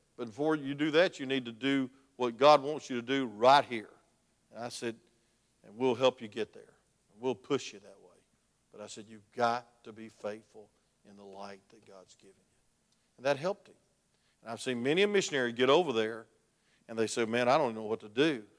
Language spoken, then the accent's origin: English; South Georgia, United States; I'm from South Georgia.